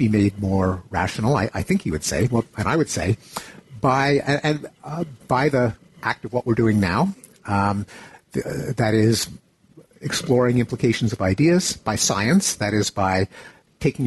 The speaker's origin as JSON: {"language": "English", "country": "Canada", "tie": "born or raised there", "said": "I grew up in Canada."}